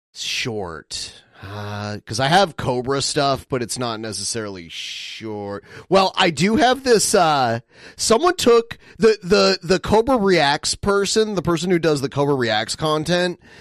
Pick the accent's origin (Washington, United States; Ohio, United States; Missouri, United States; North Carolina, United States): Ohio, United States; Toledo; my hometown